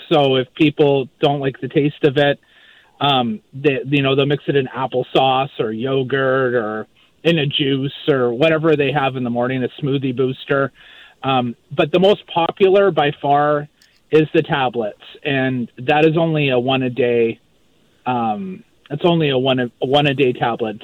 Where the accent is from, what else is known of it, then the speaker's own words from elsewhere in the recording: Maple Ridge, British Columbia, Canada; moved away as an adult; also born or lived in Vancouver Island; now in Moncton, Canada; I'm originally from Maple Ridge, BC, grew up in Maple Ridge, and um, I now live in Moncton, New Brunswick